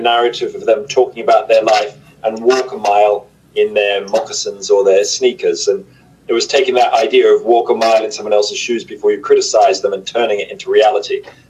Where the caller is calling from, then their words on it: Oxford, South East England, United Kingdom; I'm in Oxford in the United Kingdom.